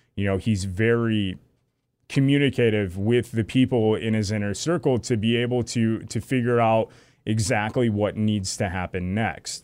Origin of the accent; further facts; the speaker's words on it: Lake Huron, Michigan, United States; I grew up on Lake Huron. My, my grandparents had a house, uh, in Harrisville.